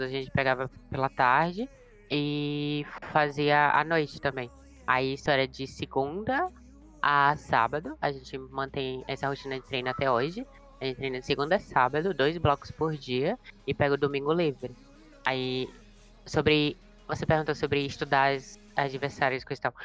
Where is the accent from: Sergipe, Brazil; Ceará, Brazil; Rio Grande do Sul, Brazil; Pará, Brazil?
Sergipe, Brazil; Aracaju; eu sou de Aracaju